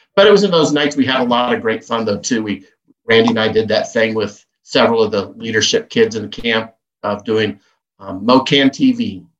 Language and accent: English; Kansas, United States; growing up in Kansas